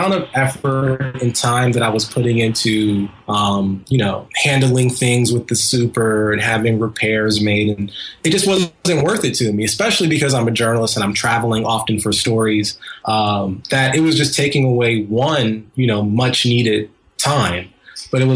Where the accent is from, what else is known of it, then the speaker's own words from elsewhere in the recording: Columbus, Ohio, United States; now in New York, United States; my hometown of Columbus, Ohio